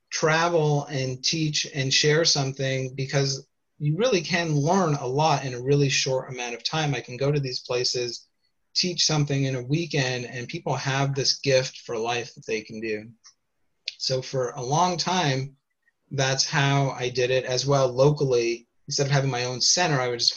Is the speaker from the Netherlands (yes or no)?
no; Canada; moved away as an adult; also born or lived in Toronto; now in United States; So I'm Canadian originally before I moved, and now I live in the United States